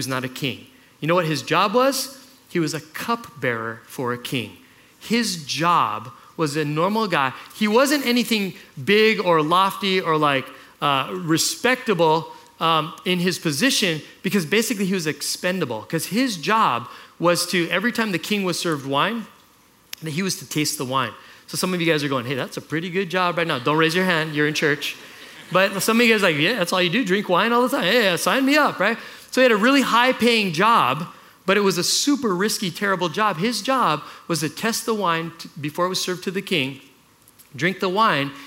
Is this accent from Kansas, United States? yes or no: no; Kailua, Hawaii, United States; I grew up in Kailua